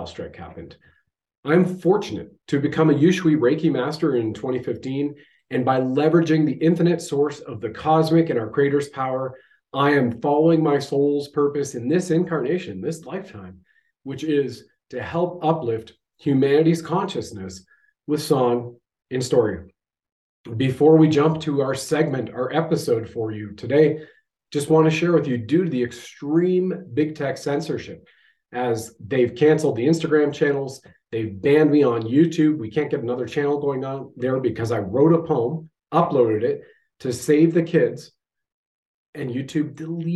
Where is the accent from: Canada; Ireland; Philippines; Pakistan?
Canada